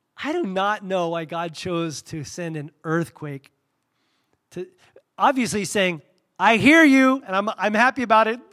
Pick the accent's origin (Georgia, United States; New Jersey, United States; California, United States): California, United States; Southern; moved away; I grew up in Southern California